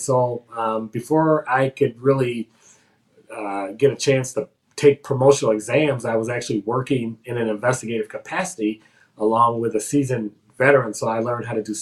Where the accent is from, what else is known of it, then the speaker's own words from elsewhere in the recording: Racine, Wisconsin, United States; I was born and raised here in Racine